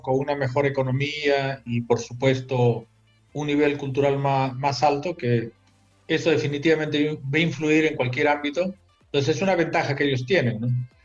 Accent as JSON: {"language": "Spanish", "country": "Peru", "tie": "born or raised there", "said": "regreso al Perú"}